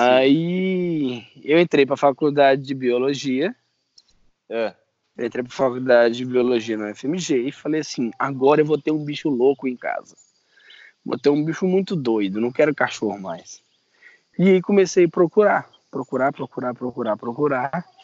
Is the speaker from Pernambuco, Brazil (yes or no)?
no; Minas Gerais, Brazil; also born or lived in Janaúba / Montes Claros / Pirapora; eu nasci no norte. Eu nasci no norte de Minas, em Janaúba. Aí lá eu morei uns três meses. E depois você pode contar de três, três anos uma mudança. É, Montes Claros, Pirapora, Teoflotone